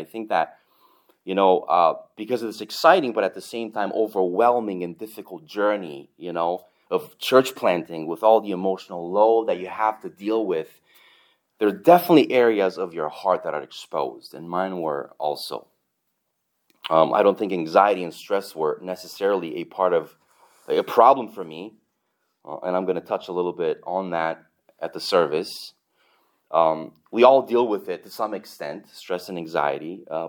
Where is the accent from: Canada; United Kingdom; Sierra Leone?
Canada; now in United States; And then I'm Canadian, That's double nice.